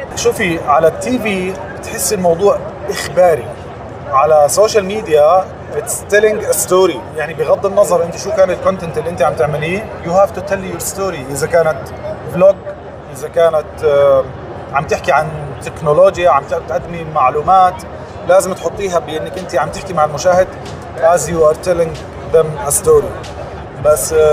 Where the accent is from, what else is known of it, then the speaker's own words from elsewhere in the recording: Jordan; also born or lived in United States; لما رجعت على الاردن انا من الاردن اصلا